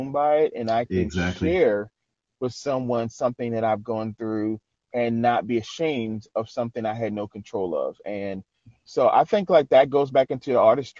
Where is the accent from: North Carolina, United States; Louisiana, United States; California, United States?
Louisiana, United States; New Orleans; moved away as an adult; now in Shreveport, United States; I'm originally from New Orleans, Louisiana